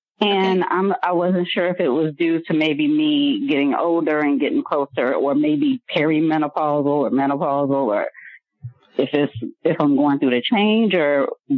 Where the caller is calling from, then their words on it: Alexandria, Virginia, United States; Hi, this is … I'm calling from Alexandria, Virginia.